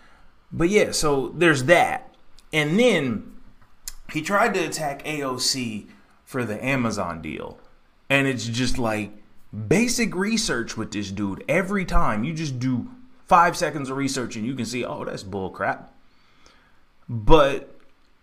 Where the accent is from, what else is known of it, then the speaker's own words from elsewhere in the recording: Texas, United States; I grew up in Texas